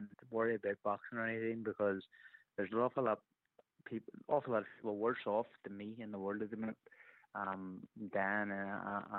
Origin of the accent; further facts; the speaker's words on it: Ireland; Even being an Irish person